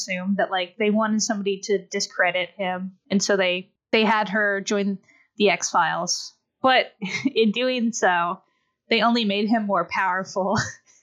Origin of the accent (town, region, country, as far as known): United States